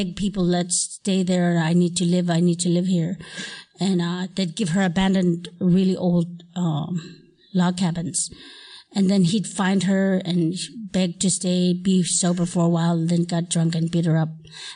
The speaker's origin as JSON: {"language": "English", "region": "Alaska", "country": "United States", "tie": "born or raised there", "also_born_or_lived": "Hawaii", "moved": "yes", "said": "I was born in Alaska, and I grew up in a little log cabin"}